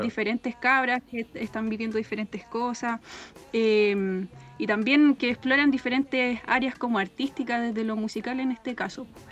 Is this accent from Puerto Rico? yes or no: no; Temuco, Araucanía, Chile; yo soy de Temuco. Mi familia materna, paterna de Cunco